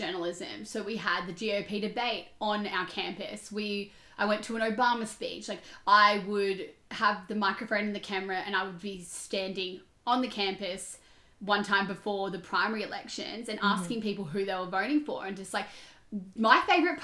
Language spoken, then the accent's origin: English; Australia; we're from Australia